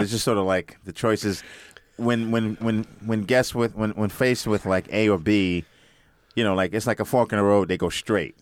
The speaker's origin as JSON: {"language": "English", "town": "New York City", "region": "New York", "country": "United States", "said": "I'm from Brooklyn"}